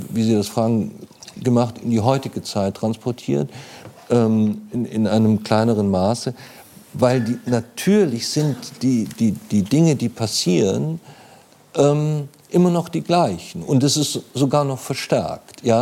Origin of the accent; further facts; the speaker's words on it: Munich, Bavaria, Germany; als ich klein war, ähm, ich bin in München aufgewachsen, aber in München selbst auf der Leopoldstraße äh, gab es noch Kneipen.